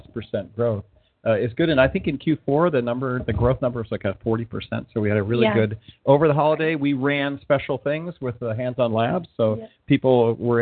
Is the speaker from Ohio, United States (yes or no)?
yes; Ohio, United States; also born or lived in Wisconsin; now in California, United States; I grew up in Ohio